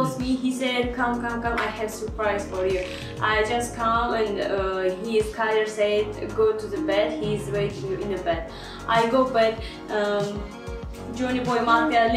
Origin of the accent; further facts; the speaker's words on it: Uzbekistan; I am from Uzbekistan.